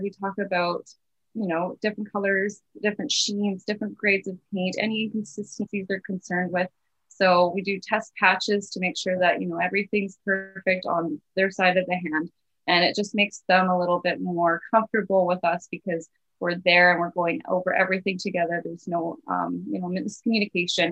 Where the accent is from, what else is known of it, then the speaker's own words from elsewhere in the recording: Kamloops, British Columbia, Canada; I've been born and raised and lived my whole life in Kamloops, everywhere.